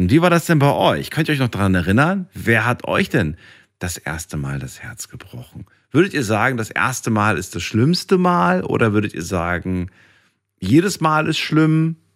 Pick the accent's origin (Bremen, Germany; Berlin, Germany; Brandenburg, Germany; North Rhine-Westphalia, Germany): North Rhine-Westphalia, Germany; Unna; Ich komme aus dem schönen Ruhrgebiet, aus Unna.